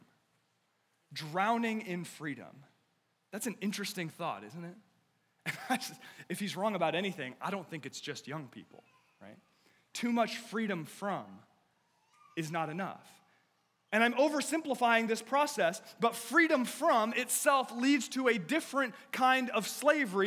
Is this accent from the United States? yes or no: yes; United States; I love being an American, and I do, and there is no place else in the world I would rather live